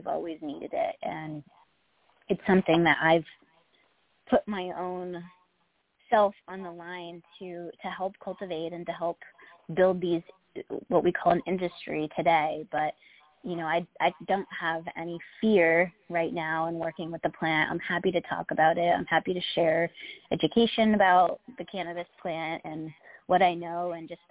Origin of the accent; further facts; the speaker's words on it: Massachusetts, United States; I grew up in Massachusetts